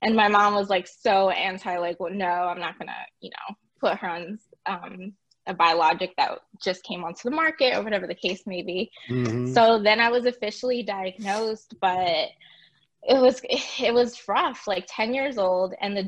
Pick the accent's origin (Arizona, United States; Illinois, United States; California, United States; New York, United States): California, United States; born there; also born or lived in Puerto Rico; I was born in California. Me and my parents moved to Puerto Rico, in 2001, towards the end.